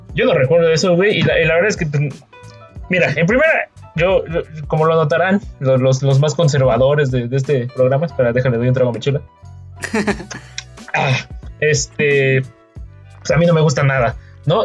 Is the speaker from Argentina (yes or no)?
no; Mexico; Somos el país, el segundo país más poblado de Latinoamérica